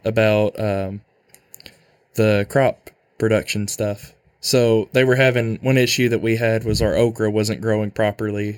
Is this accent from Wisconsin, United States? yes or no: no; Manila, Arkansas, United States; I'm from Manila, Arkansas